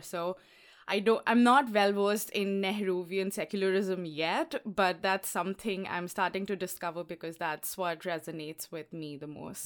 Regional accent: Allahabad, Uttar Pradesh, India; moved away as an adult; also born or lived in Lucknow; now in Washington, D.C., United States; I grew up in um, Allahabad and uh, I was there until I was 13

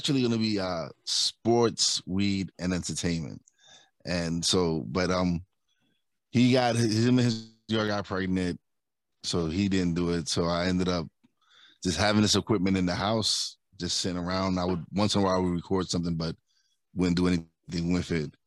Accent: New York City, New York, United States; now in Pocono Mountains, United States; I'm originally from Brooklyn, but I live in Pocono Mountains in Pennsylvania now

